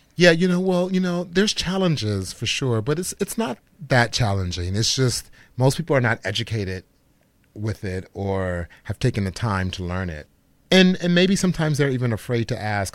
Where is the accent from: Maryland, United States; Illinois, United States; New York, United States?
Illinois, United States; Chicago; I'm from Chicago, Illinois, so which is the birth and home of Frank Lloyd Wright. Growing up in Chicago